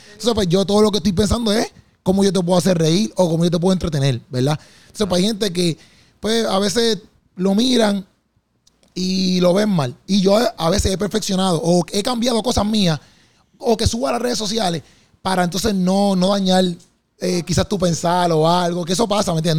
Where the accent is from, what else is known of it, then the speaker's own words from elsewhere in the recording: Puerto Rico; lo que yo veo acá en mi país, por ejemplo, o los venues, pues, se patrocina a veces mucho, quizás este, pues, lo, malo, o quizás otro tipo de contenido que no es cristiano, y a veces ya la gente, por ejemplo, en PR, nosotros sí somos una, una, un país cristiano